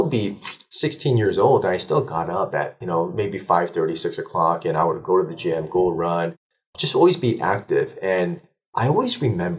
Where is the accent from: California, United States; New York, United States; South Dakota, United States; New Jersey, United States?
California, United States; Burbank; also born or lived in Seoul, South Korea; So I was born in 79 in Seoul, Korea, moved out here in 84 when I was 5 years old. Then I settled down in Burbank, California